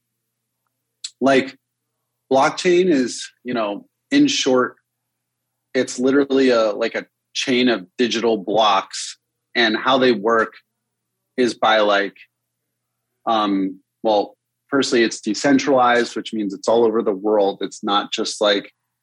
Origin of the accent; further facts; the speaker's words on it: Connecticut, United States; moved away; I grew up in Connecticut to start.